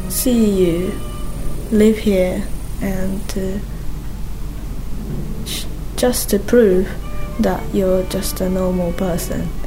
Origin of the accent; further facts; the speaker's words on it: Kanagawa, Japan; now in Onomichi, Japan; Perhaps because I am from Kanagawa that I can appreciate the sea, the local produce, the people here, and the dialect of Hiroshima people.